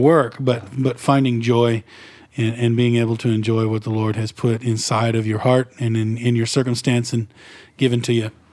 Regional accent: Northeast Texas, United States; I grew up in Redneck, Northeast Texas

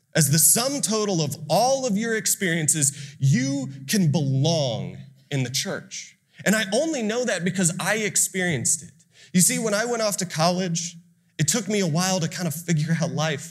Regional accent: Austin, Texas, United States; also born or lived in Ohio; I'm from Austin, it's right down the road

